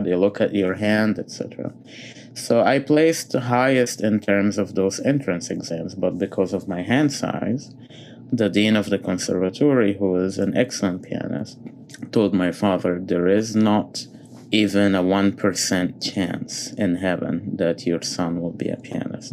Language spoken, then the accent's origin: English; Egypt; moved away as an adult; now in United States; I was born and grew up a Coptic Christian in, in Egypt.